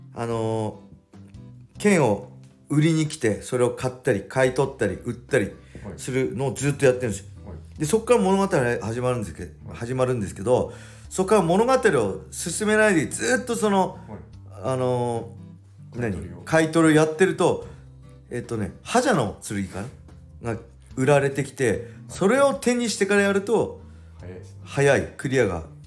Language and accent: Japanese; Edosaki, Ibaraki, Japan; 地元の江戸崎体育館